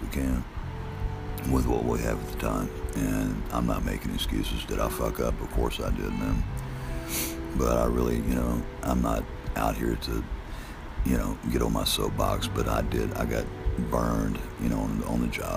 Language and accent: English; Memphis, Tennessee, United States; we're out in Fraser, man. That's where we grew up in North Memphis.